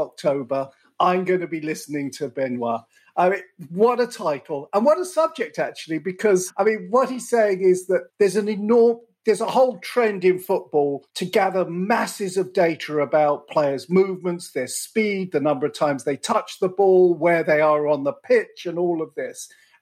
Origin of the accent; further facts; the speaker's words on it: England, United Kingdom; as an Englishman